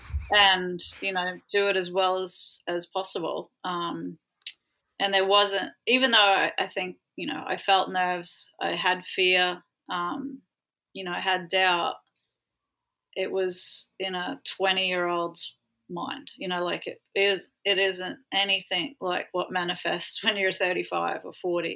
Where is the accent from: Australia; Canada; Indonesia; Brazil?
Australia; Ayr, Queensland; growing up in Australia